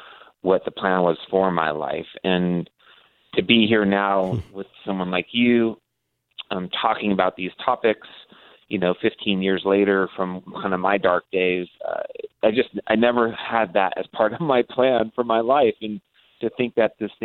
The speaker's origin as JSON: {"language": "English", "town": "Modesto", "region": "California", "country": "United States", "tie": "born or raised there", "also_born_or_lived": "La Jolla, San Diego, California", "moved": "yes", "said": "I grew up in the small town called Modesto, California. I was actually born in La Jolla, San Diego, but my father worked for Gallo Winery, and that moved us to Modesto"}